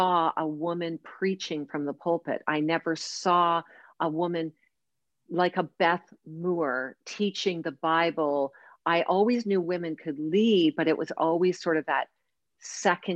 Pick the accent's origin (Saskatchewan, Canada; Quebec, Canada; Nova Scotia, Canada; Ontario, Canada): Ontario, Canada; Oshawa; I grew up in the town of Oshawa, Ontario, Canada